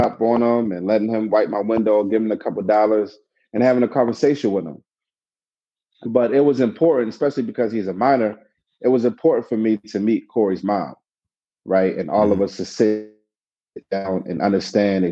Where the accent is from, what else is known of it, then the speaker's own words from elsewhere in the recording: Baltimore, Maryland, United States; I'm from the city, I was born and raised in West Baltimore.